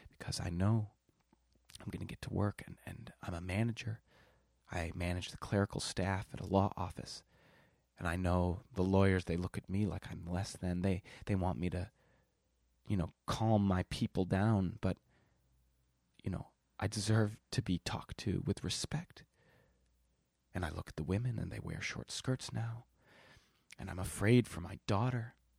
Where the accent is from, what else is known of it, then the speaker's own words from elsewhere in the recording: Milwaukee, Wisconsin, United States; moved away; I'm from Milwaukee, Wisconsin